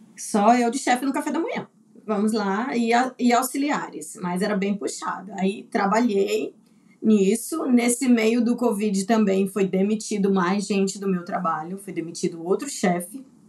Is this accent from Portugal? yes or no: no; Teresina, Piauí, Brazil; moved away as an adult; also born or lived in Recife / Adelaide, Australia; now in Brisbane, Australia; Eu vim de Teresina